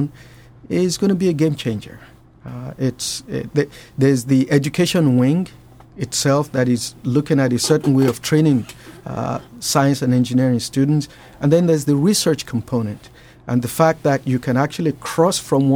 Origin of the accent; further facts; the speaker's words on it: Nigeria; moved away; I grew up in Nigeria